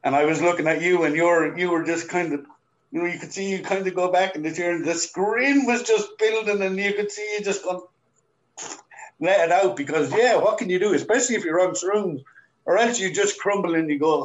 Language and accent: English; Ireland; We speak English the way we speak English as Irish.